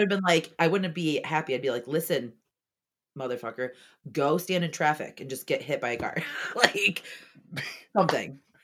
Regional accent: Orlando, Florida, United States; I was born in Orlando

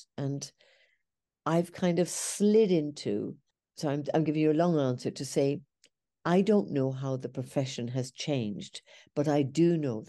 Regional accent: Ireland; moved away; because I came from Ireland. I went to England.

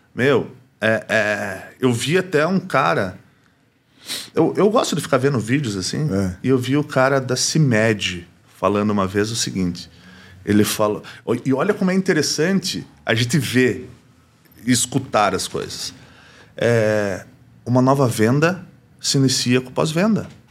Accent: Brazil; sou brasileiro

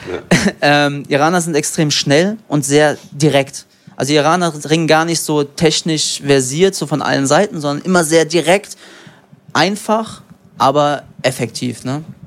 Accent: Frankfurt, Hesse, Germany; ich bin in Frankfurt geboren

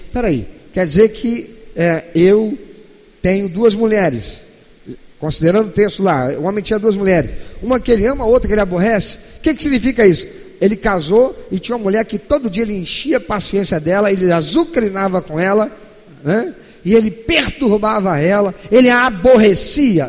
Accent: Brazil

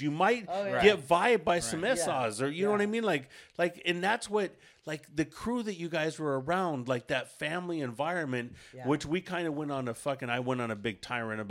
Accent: Oxnard, California, United States; growing up in Oxnard

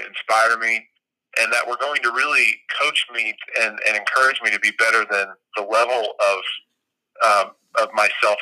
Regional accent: Colorado Springs, Colorado, United States; moved away as an adult; also born or lived in Southern California; now in Birmingham, United States; I'm originally from Southern California, and when I was 10, we moved to Colorado Springs, Colorado

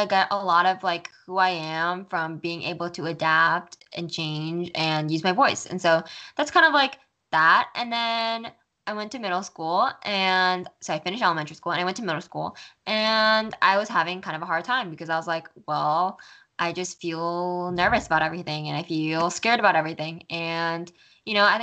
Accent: Flemington, New Jersey, United States; moved away; I was born on May 25th in 2004 in Flemington, New Jersey, in a really small town in Flemington, New Jersey, in Flemington. Sorry, in a really small town in New Jersey called Flemington. And I lived there until I was 10

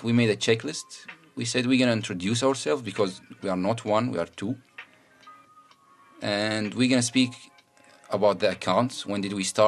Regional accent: Iraq; first language Arabic; English is a second language; We are from Iraq

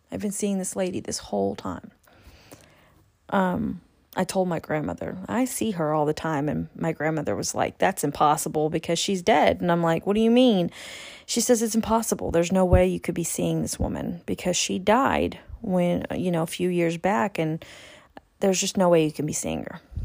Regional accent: California, United States; moved away; also born or lived in Texas; I was raised in California for many years. almost twenty years, actually. I was living in California since a very, very young age

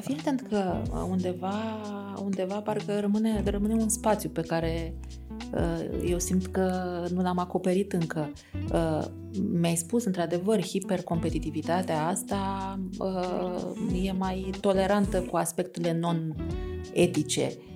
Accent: Romania; noi, așa ca români

